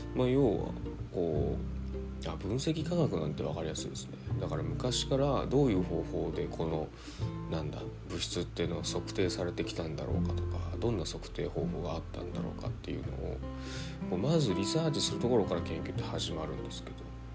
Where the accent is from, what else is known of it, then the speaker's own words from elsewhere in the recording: Osaka, Japan; moved away; 大阪僕の実家